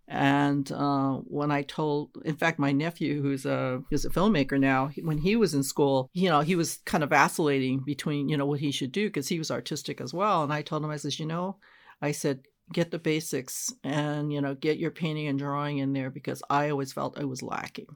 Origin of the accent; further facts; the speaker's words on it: Los Angeles, California, United States; moved away as an adult; also born or lived in San Jose; I'm originally from Los Angeles